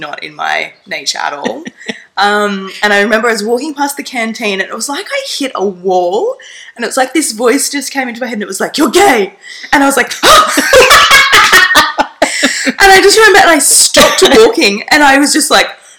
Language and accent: English; Stanthorpe, Queensland, Australia; now in Bundaberg, Australia; I grew up down in Stanthorpe